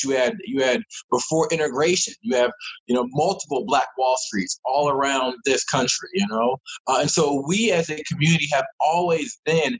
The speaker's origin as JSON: {"language": "English", "area": "Laurel Columbia area", "region": "Maryland", "country": "United States", "tie": "born or raised there", "said": "I'm from Maryland, grew up in the Laurel Columbia area."}